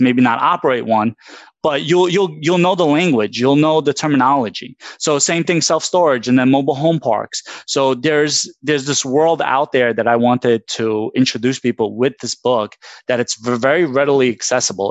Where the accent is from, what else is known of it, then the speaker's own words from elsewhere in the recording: New York City, New York, United States; I grew up in Brooklyn from my childhood